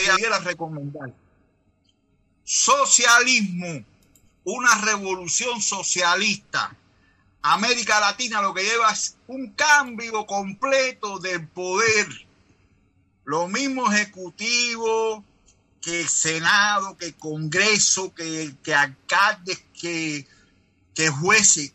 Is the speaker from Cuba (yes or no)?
yes; Cuba; Yo vengo también de un país del tercer mundo